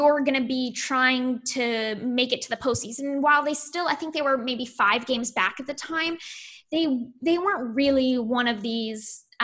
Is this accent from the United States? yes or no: yes; California, United States; I'm from California